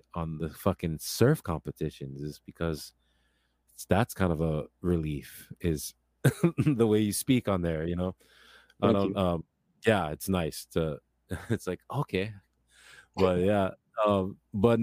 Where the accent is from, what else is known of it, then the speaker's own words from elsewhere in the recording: Kailua, Hawaii, United States; growing up in Kailua too